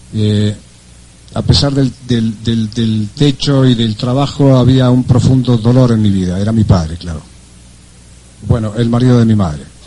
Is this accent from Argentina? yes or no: yes; Argentina